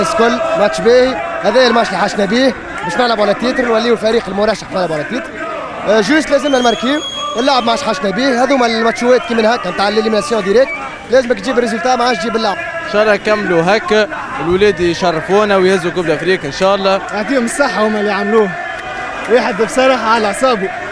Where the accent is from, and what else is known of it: Egypt